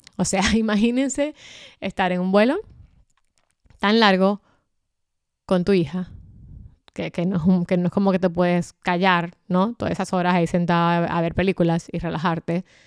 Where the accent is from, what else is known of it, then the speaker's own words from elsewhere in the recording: Dominican Republic; en mi país, en mi adorada República Dominicana